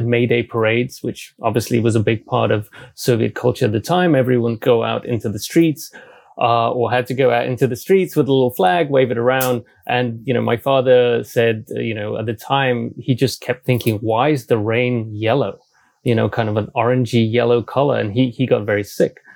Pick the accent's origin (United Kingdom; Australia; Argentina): United Kingdom; also born or lived in Belarus / Japan; I moved to the UK when I was about 10. So I grew up in the UK uh, and I'm a Brit